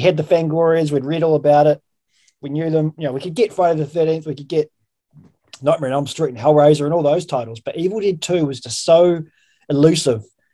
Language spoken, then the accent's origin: English; an hour out of Christchurch, Canterbury, New Zealand; growing up in New Zealand, and I grew up in the country, like in a an hour out of the Christchurch, which is, you know, the biggest city in the South Island